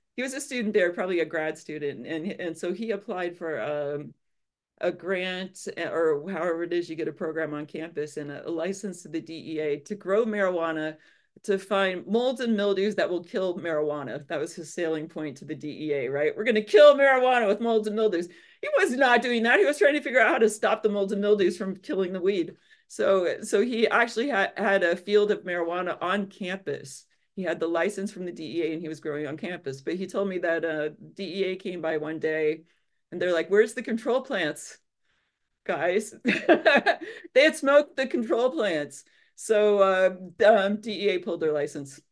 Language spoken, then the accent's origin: English; Illinois, United States; I grew up in Illinois and I always wanted to go to University of Illinois, so that's what I did.